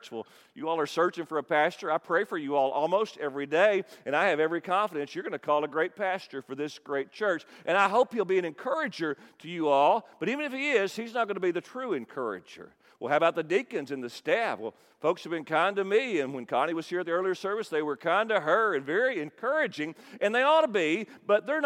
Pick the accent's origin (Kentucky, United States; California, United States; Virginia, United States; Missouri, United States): Kentucky, United States; I'm from Kentucky